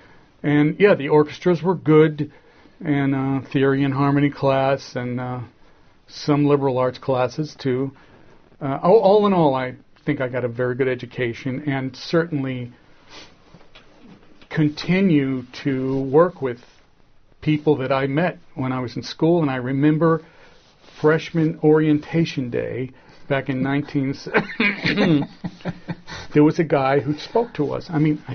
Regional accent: Philadelphia, Pennsylvania, United States; also born or lived in Rochester, New York / Lexington, Massachusetts / Baltimore, Maryland; So I basically grew up there, and I went to Cheltenham High School

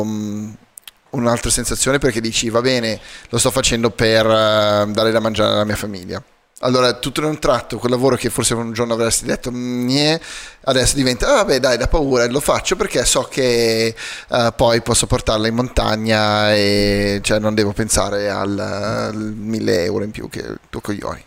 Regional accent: South Africa; moved away; crescendo in Sudafrica

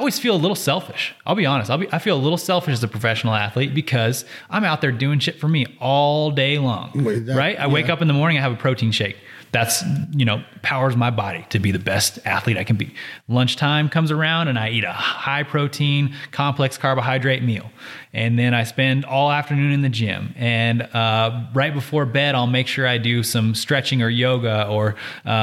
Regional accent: Reno, Nevada, United States; I'm born and raised in Reno, Nevada, still live here, love it here

